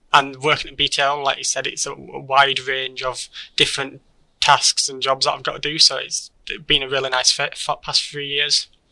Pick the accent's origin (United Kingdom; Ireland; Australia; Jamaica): United Kingdom; Keighley, Yorkshire and the Humber; I born and raised in Keighley